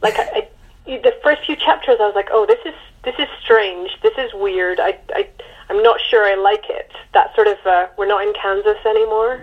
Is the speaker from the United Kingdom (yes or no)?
yes; United Kingdom; as a Brit